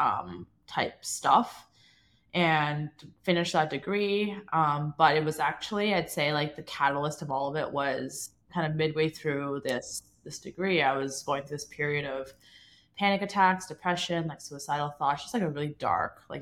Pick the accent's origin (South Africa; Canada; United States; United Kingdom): Canada; Toronto, Ontario; I grew up in Toronto. My parents still live in the same house that I was born in.